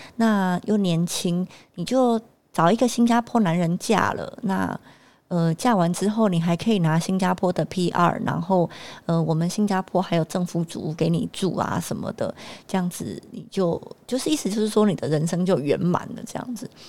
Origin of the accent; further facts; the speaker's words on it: Taiwan; moved away as an adult; also born or lived in Singapore; 我们台湾人在讲的腔调